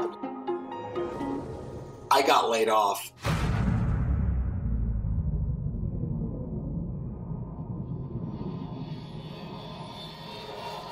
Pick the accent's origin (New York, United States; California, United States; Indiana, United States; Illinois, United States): Illinois, United States; Chicago; I grew up in Chicago during what I think most people would consider the most Chicago times of Chicago